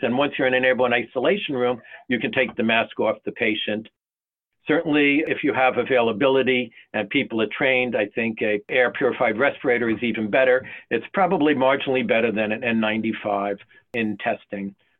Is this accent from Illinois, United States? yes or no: no; North Carolina, United States; my home state of North Carolina